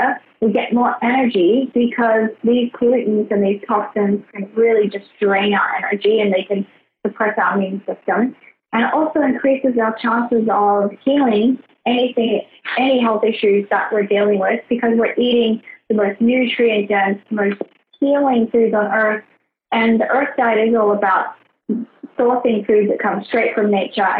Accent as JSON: {"language": "English", "country": "Australia", "tie": "born or raised there", "also_born_or_lived": "Brisbane", "said": "So I grew up in Australia. I grew up in Outback Australia."}